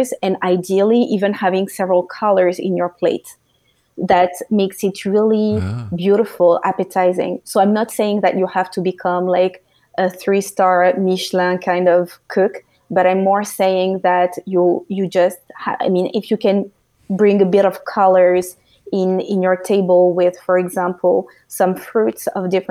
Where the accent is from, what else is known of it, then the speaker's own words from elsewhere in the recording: France; moved away as an adult; now in United States; I was born and raised in France, so which is close to Belgium